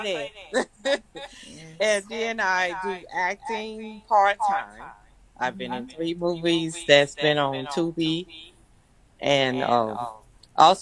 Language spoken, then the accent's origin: English; Poplar Grove, Arkansas, United States; I'm from Poplar Grove, Arkansas. Went to Marble High School